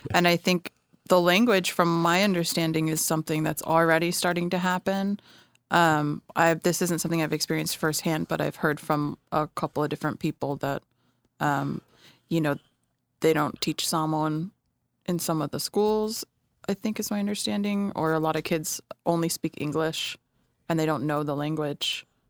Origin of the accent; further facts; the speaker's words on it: Southern California, United States; also born or lived in Denver, Colorado; now in San Francisco Bay Area, United States; I was born there, and then when I was seven, we moved back to California. So, I grew up in Southern California.